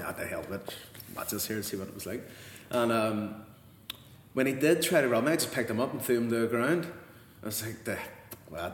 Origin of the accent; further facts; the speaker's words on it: Belfast, Northern Ireland, United Kingdom; born and brought up in Belfast, on the Donegal Road to be exact